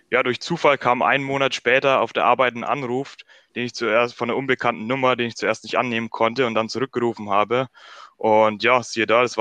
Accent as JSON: {"language": "German", "town": "Weichenfeld", "region": "Bavaria", "country": "Germany", "said": "Ich bin 22 Jahre alt und ich komme aus Weichenfeld. Das liegt im Norden Bayerns."}